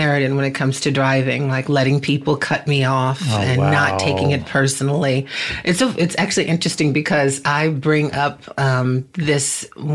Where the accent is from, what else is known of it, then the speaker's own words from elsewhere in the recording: Boston, Massachusetts, United States; moved away as an adult; now in Los Angeles, United States; I hail from Boston, Massachusetts